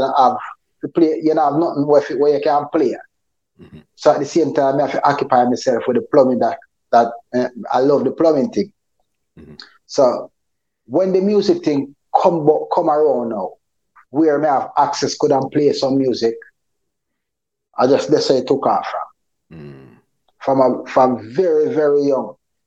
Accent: Port Antonio, Portland, Jamaica; also born or lived in Moore Town / Seaman's Valley; I grew up in Port Antonio, Portland. Beautiful parish, the nicest parish and the sweetest parish in Jamaica

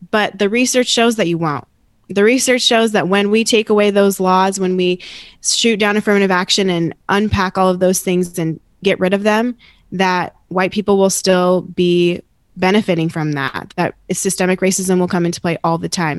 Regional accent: Phoenix, Arizona, United States; I grew up here in Arizona, not in Mesa, but in North Phoenix

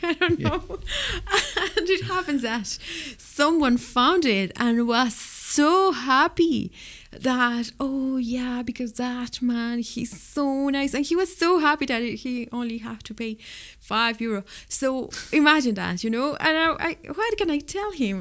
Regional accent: Mexico City, Mexico; English is a second language; moved away as an adult; also born or lived in Spain; now in Cork, Ireland; I'm from Mexico City

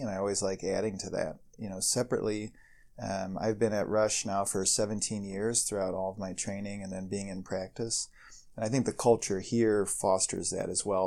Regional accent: Ohio, United States; moved away as an adult; now in Chicago, United States; I, I, grew up in Ohio

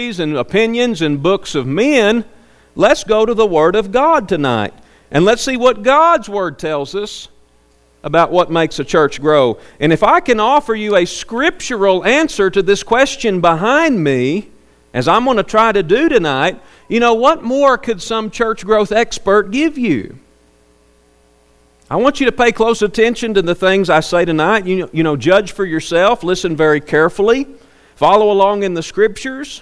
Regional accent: Arkansas, United States; now in Plainview; my hometown back in Arkansas

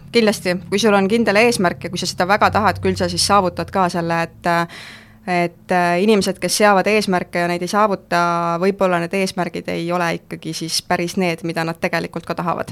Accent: Keila, Harju County, Estonia; ma ise olen Keilast pärit

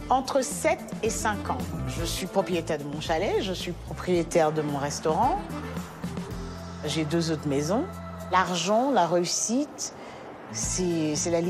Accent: Trappes, Île-de-France, France; also born or lived in Côte d'Ivoire; Je suis née en Côte d'Ivoire, déjà. C'est ma mère qui m'a fait venir en France à l'âge de 12 ans, à Trappe, en banlieue, dans les Yvelines.

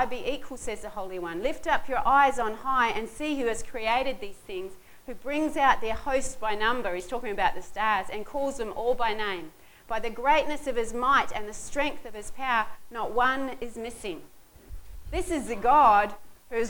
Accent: Southland, New Zealand; I come from Southland, and there's mud.

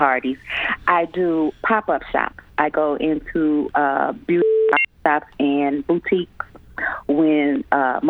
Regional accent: Chicago, Illinois, United States; I grew up in Chicago

